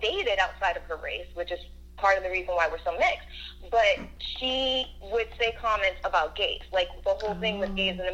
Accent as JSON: {"language": "English", "region": "Florida", "country": "United States", "tie": "born or raised there", "also_born_or_lived": "New York", "said": "I was born in New York, but we moved to Florida when I was around 5"}